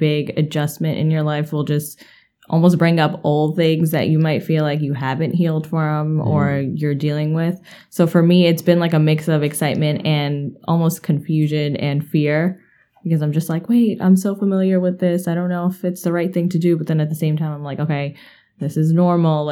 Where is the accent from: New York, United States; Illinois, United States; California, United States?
New York, United States; New York City; I was born and raised in Queens, literally practically lived in the same house up until tomorrow I'm moving out